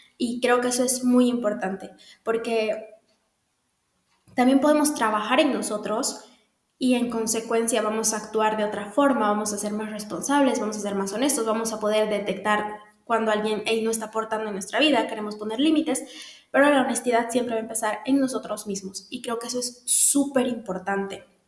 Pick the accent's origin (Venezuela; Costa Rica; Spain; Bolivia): Bolivia; en Bolivia, en mi país